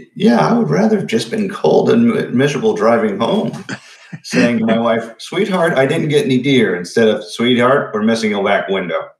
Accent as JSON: {"language": "English", "area": "Huntington County", "region": "Indiana", "country": "United States", "tie": "born or raised there", "said": "my hometown"}